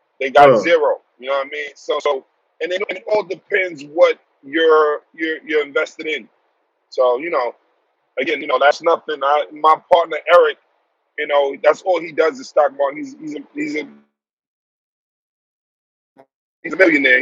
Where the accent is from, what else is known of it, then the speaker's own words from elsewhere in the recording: New York City, New York, United States; also born or lived in Texas; I'm originally from Brooklyn, New York. Born and raised.